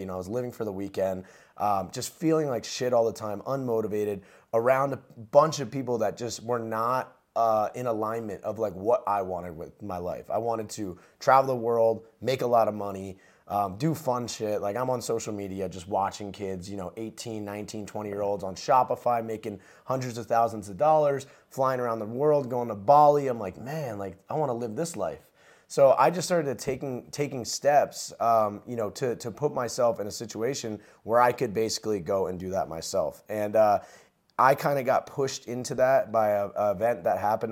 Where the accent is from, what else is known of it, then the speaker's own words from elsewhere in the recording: New Jersey, United States; I grew up in New Jersey um, to a middle class family